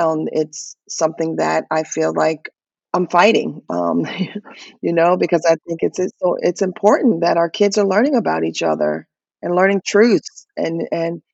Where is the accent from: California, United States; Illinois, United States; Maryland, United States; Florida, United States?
Florida, United States; I'm from Florida